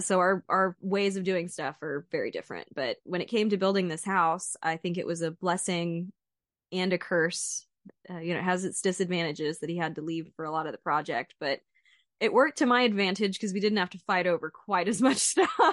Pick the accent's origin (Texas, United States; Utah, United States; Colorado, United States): Texas, United States; Central; moved away as an adult; also born or lived in Fayetteville; I grew up in Central Texas with a family that went to estate sales and garage sales and never bought anything new